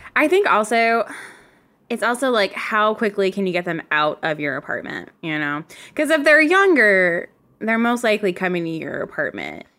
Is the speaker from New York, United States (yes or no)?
no; Virginia, United States; accent: Southern; moved away; I'm from Virginia.